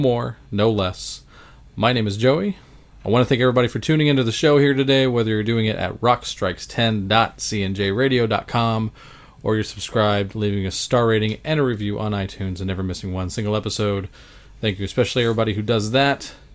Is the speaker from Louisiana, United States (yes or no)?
yes; Baton Rouge, Louisiana, United States; the house I grew up in Baton Rouge, Louisiana